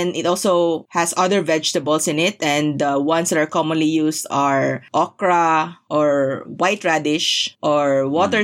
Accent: Philippines; I'm Filipino

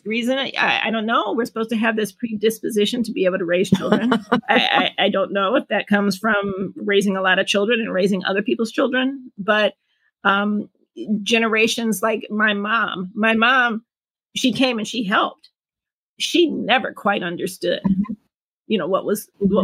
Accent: Detroit, Michigan, United States; born and raised in Detroit, Michigan

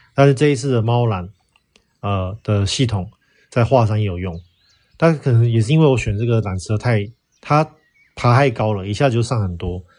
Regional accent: Taiwan; now in Xi'an, China; 我们台湾人

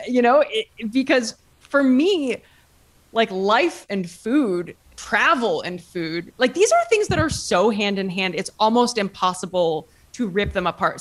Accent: Ohio, United States; moved away as an adult; now in Italy; I'm from Ohio, um, small town in Ohio, and lived in Ohio my whole life, went to college also in Ohio

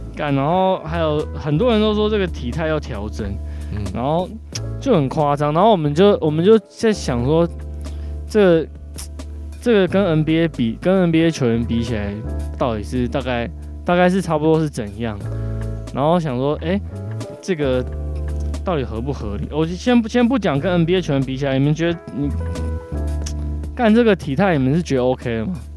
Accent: Taoyuan, Taiwan; 因为我是桃园人

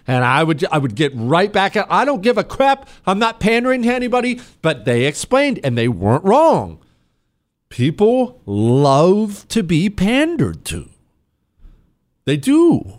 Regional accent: Ohio, United States; I grew up in Northeast Ohio. I experienced this gutting through the 90s and 2000s.

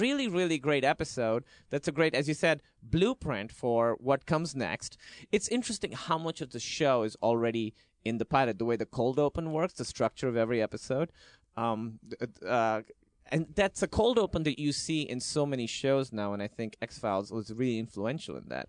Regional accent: Karachi, Sindh, Pakistan; I grew up in Karachi, Pakistan, which is a big city, but it felt like a small town

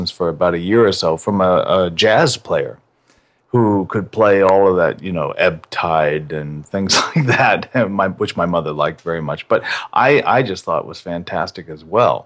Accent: Colorado, United States; also born or lived in New York / Manhattan, New York; I'm mostly from Colorado. I was born in New York, moved to Colorado when I was little.

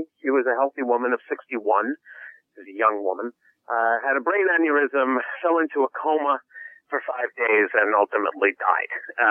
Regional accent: New York, United States; moved away as an adult; now in Los Angeles, United States; I'm a New Yorker by trade. Moved out to Los Angeles 4 years ago

